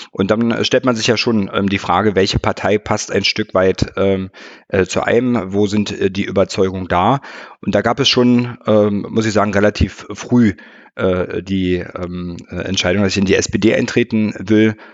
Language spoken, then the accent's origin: German; Potsdam, Brandenburg, Germany; nach der Bundeswehrzeit wieder zurück in meinen Heimatort nach ähm, äh, Potsdam